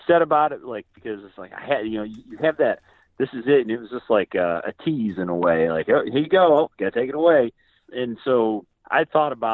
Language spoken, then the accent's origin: English; Susquehanna County, Northeast Pennsylvania, United States; now in North Carolina, United States; I grew up in Northeast Pennsylvania, in Susquehanna County, and just over the border from New York, Binghamton, New York area